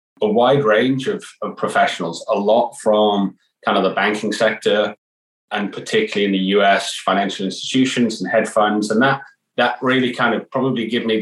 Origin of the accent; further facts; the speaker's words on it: Newcastle upon Tyne, North East England, United Kingdom; moved away as an adult; also born or lived in Edinburgh; I ended up back in my hometown of Newcastle after leaving for many years